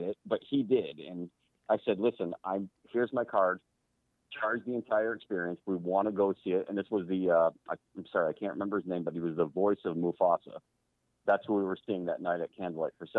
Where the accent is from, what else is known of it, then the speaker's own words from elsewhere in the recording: New Hampshire, United States; I'm from New Hampshire